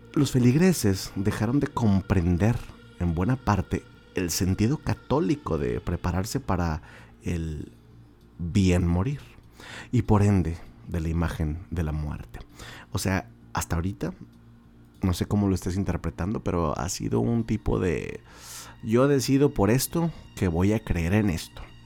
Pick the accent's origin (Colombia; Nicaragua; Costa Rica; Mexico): Mexico; Monterrey, Nuevo León; esta región de Monterrey, las personas nativas de aquí, como su servilleta